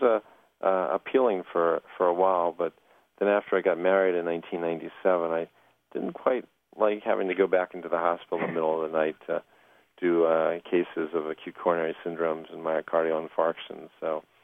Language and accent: English; Washington, District of Columbia, United States; I grew up in the Washington area